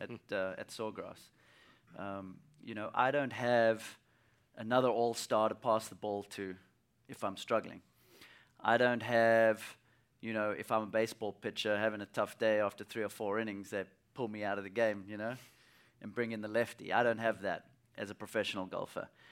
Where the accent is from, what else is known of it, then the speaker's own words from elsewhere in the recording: South Africa; as a young kid, uh, growing up in South Africa